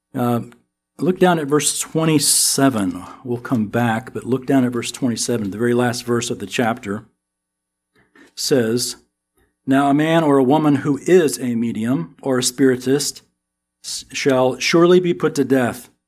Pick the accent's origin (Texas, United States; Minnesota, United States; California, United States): Texas, United States; accent: American; we're from Texas